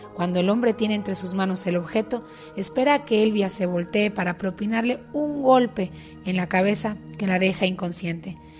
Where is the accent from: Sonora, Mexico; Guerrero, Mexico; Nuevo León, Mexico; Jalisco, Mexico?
Sonora, Mexico; moved away; also born or lived in United States; regresé al estado de Sonora al norte de México